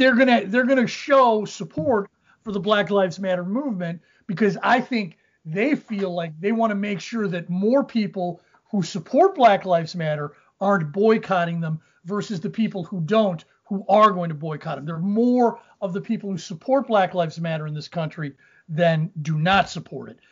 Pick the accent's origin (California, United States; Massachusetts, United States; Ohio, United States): Ohio, United States; Cincinnati; moved away; I grew up in Cincinnati